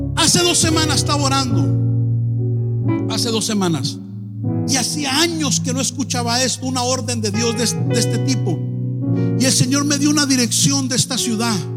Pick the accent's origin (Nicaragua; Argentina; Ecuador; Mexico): Mexico; Tijuana, Baja California; now in Los Angeles, United States; Yo soy de Tijuana.